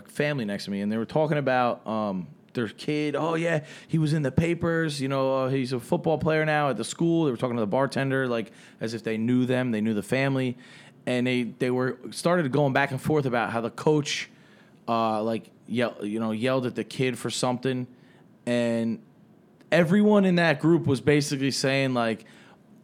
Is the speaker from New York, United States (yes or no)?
yes; New York, United States; I come from New York.